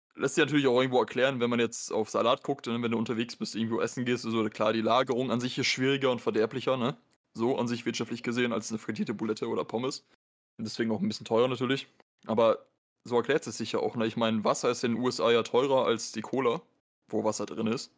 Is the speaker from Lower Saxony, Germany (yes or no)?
yes; Osnabrück, Lower Saxony, Germany; in Osnabrück, also ne, da wo ich herkomme